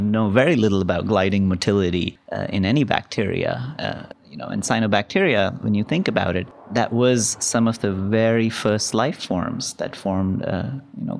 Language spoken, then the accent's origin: English; India; now in United States; I grew up in India